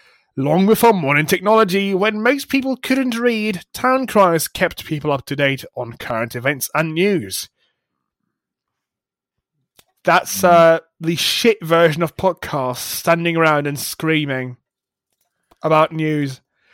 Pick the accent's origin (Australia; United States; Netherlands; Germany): Germany; English is a second language; If somebody listened to me who had no idea where I'm from They would never think that I'm German. And have hardly left Germany at that.